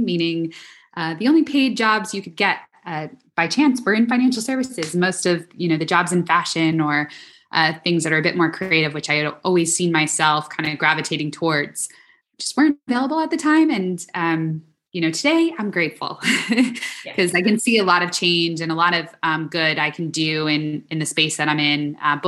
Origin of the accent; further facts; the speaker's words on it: New York, United States; I am born and raised in New York.